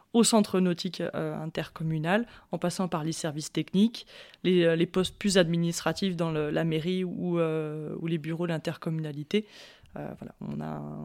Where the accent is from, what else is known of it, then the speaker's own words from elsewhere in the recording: Chambéry, Auvergne-Rhône-Alpes, France; je suis native de Chambéry.